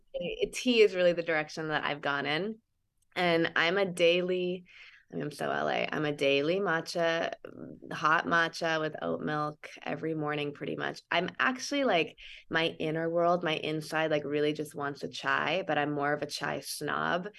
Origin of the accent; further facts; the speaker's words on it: Santa Cruz, California, United States; I grew up in Santa Cruz.